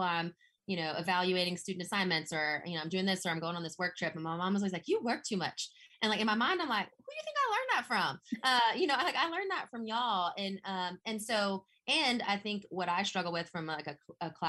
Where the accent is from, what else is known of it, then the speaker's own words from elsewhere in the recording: Vidrine, Louisiana, United States; accent: Southern; moved away as an adult; also born or lived in Boston, Massachusetts; now in North Carolina, United States; I grew up in Vidrine, Louisiana. It is part of Evangeline Parish